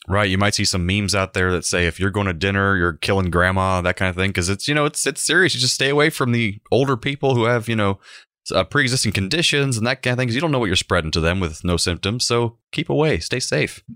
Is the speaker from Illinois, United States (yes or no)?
no; Central Florida, United States; Growing up in Central Florida in the nineteen nineties